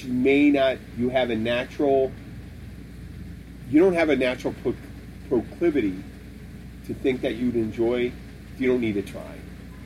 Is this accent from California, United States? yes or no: no; Philadelphia, Pennsylvania, United States; now in Florida, United States; I'm from Pennsylvania